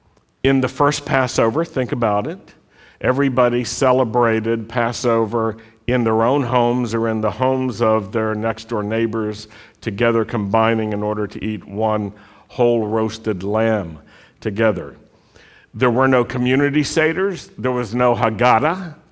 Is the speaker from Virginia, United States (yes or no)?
yes; Virginia, United States; And I remember as a Jewish kid growing up in Virginia, in Southwest Virginia, in the Shenandoah Valley, there weren't that many Jews in our city.